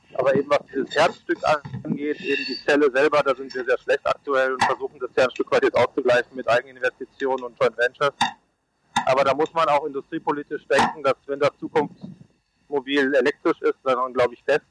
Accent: Munich, Bavaria, Germany; ich bin ja Münchner

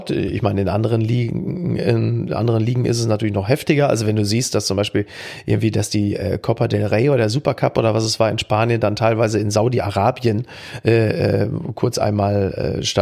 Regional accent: Castrop-Rauxel, North Rhine-Westphalia, Germany; Aufgewachsen in Castro

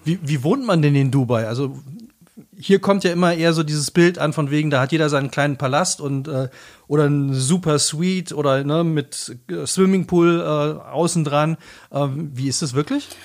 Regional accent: Black Forest, near Rottweil, Baden-Württemberg, Germany; hier bei uns im Schwarzwald, äh, in, in der Nähe von Rottweil

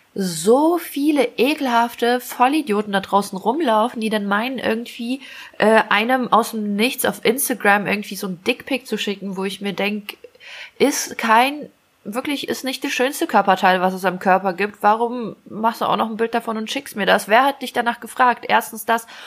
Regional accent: Ukraine; moved away; bei uns in der Ukraine

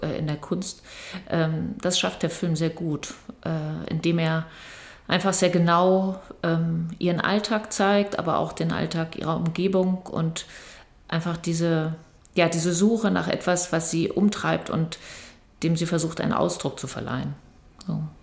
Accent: Berlin, Germany; ich bin ja in Berlin groß geworden

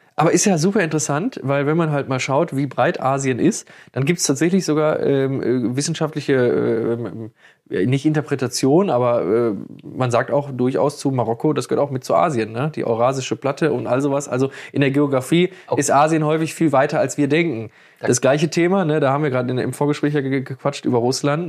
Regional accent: Germany; first language German; ich als Deutscher, äh, der sich im Deutschen sehr wohl fühlt

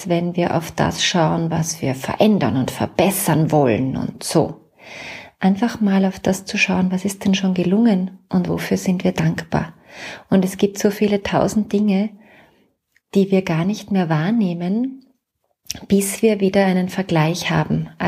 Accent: Salzburg, Austria; now in Vienna, Austria; also ich bin ja Salzburgerin, aber schon lange in Wien

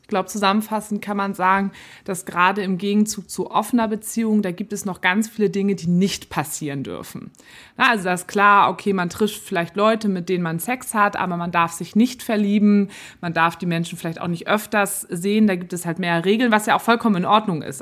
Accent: Germany; now in Hamburg, Germany; bei uns in mhm. Deutschland

